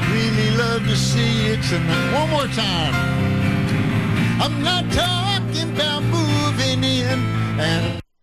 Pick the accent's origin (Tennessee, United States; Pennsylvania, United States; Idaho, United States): Tennessee, United States; I'm from Tennessee